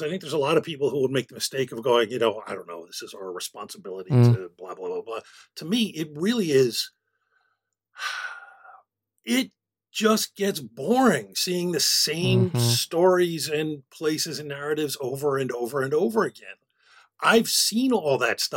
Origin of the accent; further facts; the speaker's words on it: Philadelphia, Pennsylvania, United States; I grew up one block away from MOVE